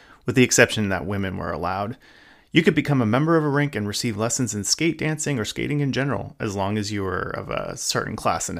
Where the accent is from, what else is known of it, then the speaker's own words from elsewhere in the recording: San Gabriel Valley, Southern California, United States; I grew up in Southern California's San Gabriel Valley